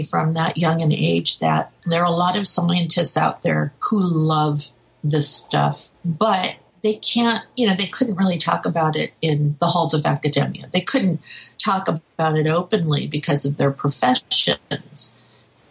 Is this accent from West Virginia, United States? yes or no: no; New York, United States; where I grew up in New York